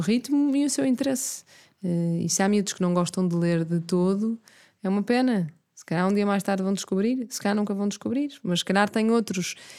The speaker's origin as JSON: {"language": "Portuguese", "town": "Miramar", "region": "Porto District", "country": "Portugal", "tie": "born or raised there", "moved": "yes", "lives_now": "Lisbon, Portugal", "said": "imensas memórias da minha infância em Miramar, eh, de andar sempre na rua, de no primeiro ciclo não ter aulas à tarde e por isso o que eu fazia à tarde era andar a explorar Miramar"}